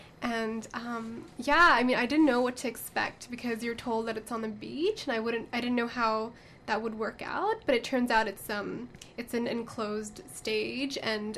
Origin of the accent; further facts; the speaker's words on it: Hong Kong; because I grew up in Hong Kong, but I'm Pakistani.